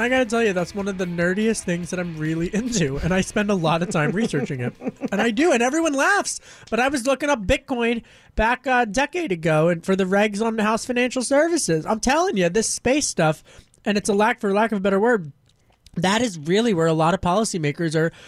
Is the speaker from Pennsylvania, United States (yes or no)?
yes; Pennsylvania, United States; I got to press you on this because I know your district and you knew I grew up in Delaware County right outside of it.